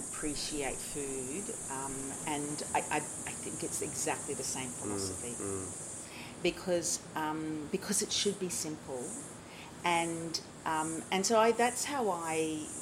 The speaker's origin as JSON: {"language": "English", "town": "Brisbane", "region": "Queensland", "country": "Australia", "said": "I come from Brisbane"}